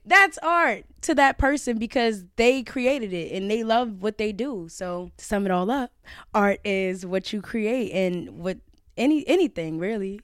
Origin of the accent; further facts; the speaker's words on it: New York City, New York, United States; I'm from Brownsville